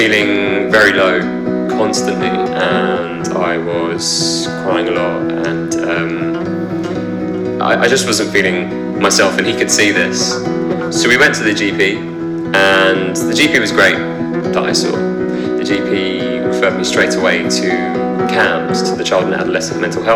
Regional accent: London, United Kingdom; I'm from London

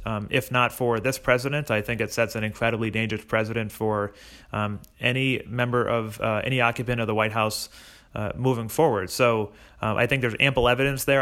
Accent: Holyoke, Massachusetts, United States; growing up in Holyoke

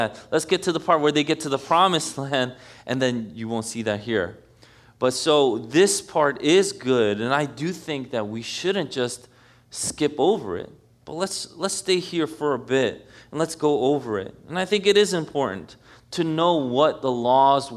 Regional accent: New York City, New York, United States; moved away as an adult; now in New Jersey, United States; I grew up in New York City all my life

